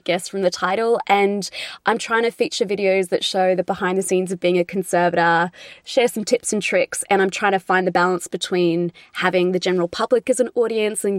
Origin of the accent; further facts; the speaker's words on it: Australia; accent: Australian; you can probably tell from my accent, I'm from Australia.